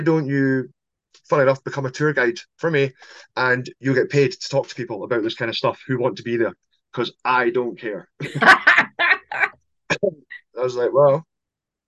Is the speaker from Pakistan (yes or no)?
no; St Andrews, Scotland, United Kingdom; moved away as an adult; now in Edinburgh, United Kingdom; Although I'm not from Edinburgh, I'm from St Andrews, the home of golf. So I was still living mm-hmm. in St Andrews at that time.